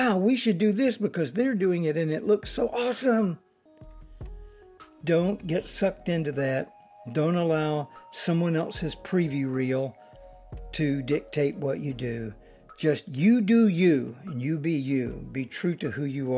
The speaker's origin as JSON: {"language": "English", "region": "Alabama", "country": "United States", "tie": "born or raised there", "said": "I grew up in Alabama"}